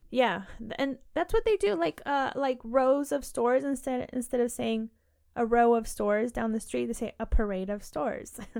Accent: United Kingdom; I keep saying bins, it's just, I'm so British.

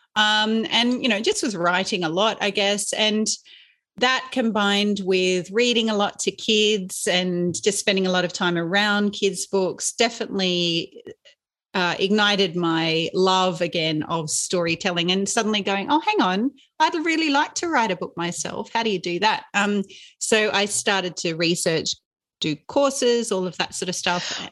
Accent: Inverell, New South Wales, Australia; when I was growing up in Inverell, which is in Western New South Wales

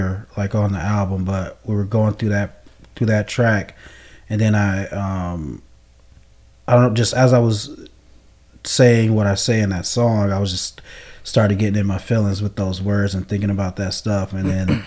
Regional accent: Flint, Michigan, United States; I'm from Flint

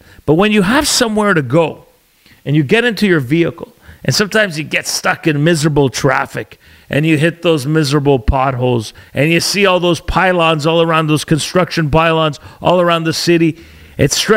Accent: Canada; As an Italian, raised, born and raised in Canada, my parents, I kept our old school traditions

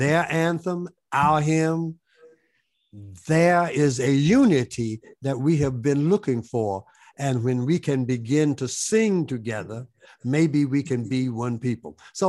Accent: the South, United States; you know, I'm from the South where you are from.

